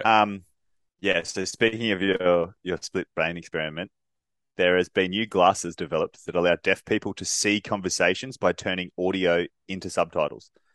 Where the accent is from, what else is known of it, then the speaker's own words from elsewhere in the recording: Australia; us being Australian